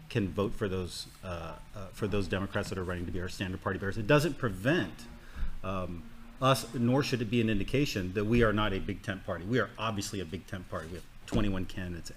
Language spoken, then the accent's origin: English; Agat, Guam; I'm from Agate